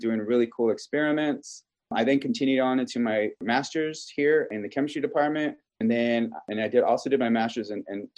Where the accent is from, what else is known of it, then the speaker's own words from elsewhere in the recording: Kingsville, Texas, United States; I am originally from South Texas in Keensville, where Texas A&M University in Keensville is located